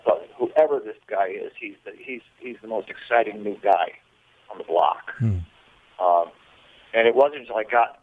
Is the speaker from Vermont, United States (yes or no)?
yes; Vermont, United States; Where I grew up in Vermont